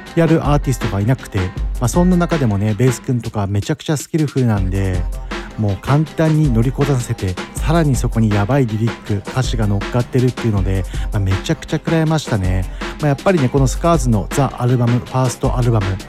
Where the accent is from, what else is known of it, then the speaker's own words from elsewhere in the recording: Mito, Ibaraki, Japan; 地元水戸